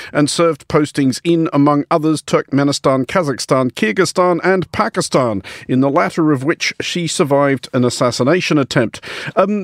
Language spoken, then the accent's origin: English; Australia; speaking as an Australian